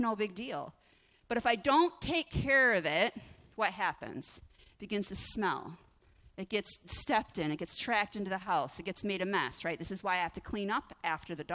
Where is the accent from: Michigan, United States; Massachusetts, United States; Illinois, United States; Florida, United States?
Michigan, United States; we're all from Michigan